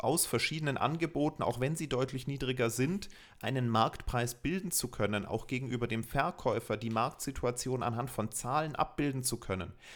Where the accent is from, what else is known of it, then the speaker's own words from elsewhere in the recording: Germany; bei uns in Deutschland